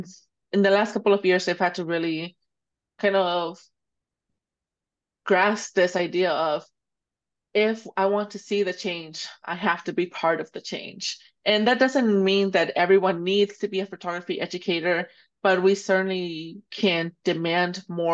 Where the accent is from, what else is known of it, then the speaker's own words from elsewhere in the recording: Dallas, Texas, United States; also born or lived in Jalisco, Mexico; I grew up here in Oak Cliff. I became a photographer here in Dallas